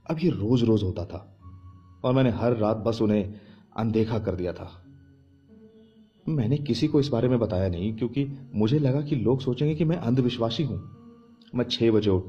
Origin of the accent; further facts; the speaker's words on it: Kolkata, West Bengal, India; मैं कोलकाता से हूं इसलिए मैंने अपना बैग पैक करना शुरू कर दिया और हम अगले दिन ही पहुंच गए कोटा